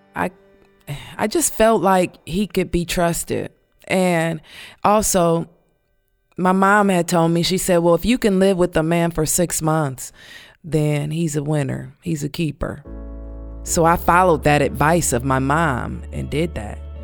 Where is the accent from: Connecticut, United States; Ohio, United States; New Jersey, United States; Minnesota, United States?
Ohio, United States; Canton; moved away as an adult; also born or lived in Cleveland, Ohio; I am originally from Canton, Ohio. I had just moved from Canton to Cleveland